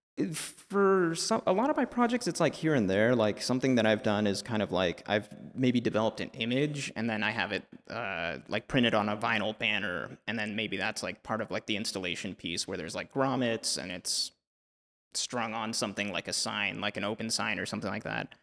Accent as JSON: {"language": "English", "country": "El Salvador", "tie": "born or raised there", "moved": "yes", "said": "I spent a lot of time growing up in El Salvador."}